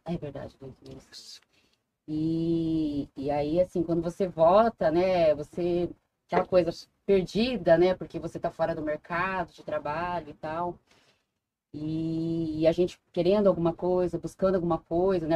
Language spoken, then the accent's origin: Portuguese; interior of São Paulo, Brazil; also born or lived in Japan / Maringá, Paraná; now in Foz do Iguaçu, Brazil; eu sou do interior de São Paulo